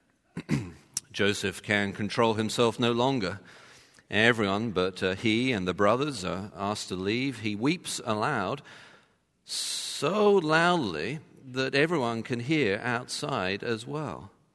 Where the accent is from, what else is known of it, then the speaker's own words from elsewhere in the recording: England, United Kingdom; as an Englishman